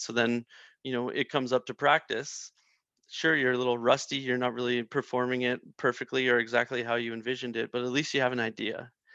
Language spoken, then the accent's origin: English; Prince Edward Island, Canada; I'm from Prince Edward Island